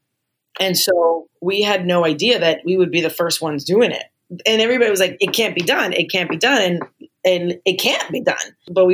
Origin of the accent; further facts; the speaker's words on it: Allentown, Pennsylvania, United States; moved away as an adult; also born or lived in Newark, New Jersey; now in New York City, United States; I always say I'm from the Northeast. I was born in Newark, New Jersey. Was raised for a good portion of my life in Allentown.